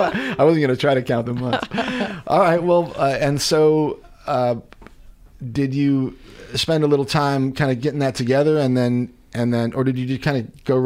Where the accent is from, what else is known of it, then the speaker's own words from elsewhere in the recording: Chicago, Illinois, United States; moved away as an adult; now in Missouri, United States; I'm from Chicago originally, and so I know the big snow.